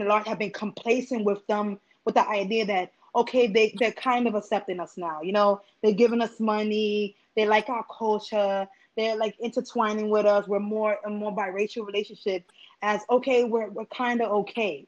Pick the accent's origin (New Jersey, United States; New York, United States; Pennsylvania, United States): Pennsylvania, United States; I grew up in Pennsylvania where we had KKKs on the corner of Route 115 and 209 split